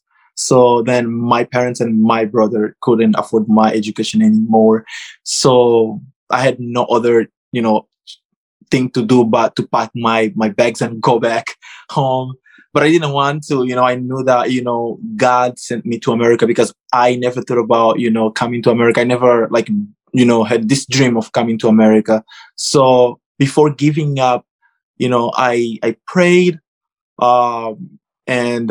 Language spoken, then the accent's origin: English; Angola; moved away as an adult; now in United States; I am from Africa, Angola